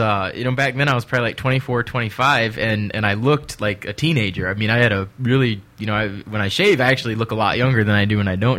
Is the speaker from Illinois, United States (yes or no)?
yes; Peoria, Illinois, United States; moved away as an adult; now in Tennessee, United States; I'm originally from Illinois, Peoria, Illinois, right in the middle, about halfway between Chicago and St. Louis, and that's where I was born and raised.